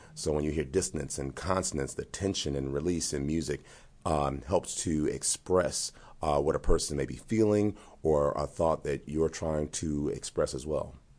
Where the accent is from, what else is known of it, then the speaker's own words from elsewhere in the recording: Gary, Indiana, United States; growing up in Gary